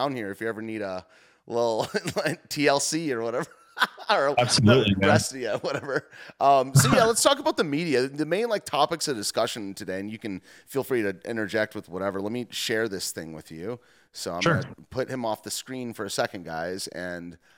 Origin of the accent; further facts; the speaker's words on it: Detroit, Michigan, United States; I'm from the Detroit area